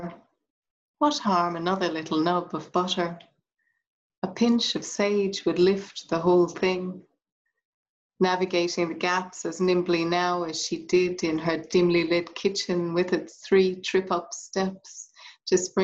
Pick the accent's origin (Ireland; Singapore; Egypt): Ireland; accent: Irish; moved away as an adult; now in Australia; my voice is Irish. And I think that it essentially is, you know, that's where I come from. That's where my formative years were spent.